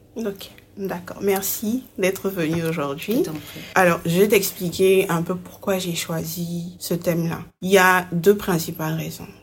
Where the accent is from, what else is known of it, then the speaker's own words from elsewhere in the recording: Côte d’Ivoire; Je suis ivoirienne, mais je ne suis pas citoyenne.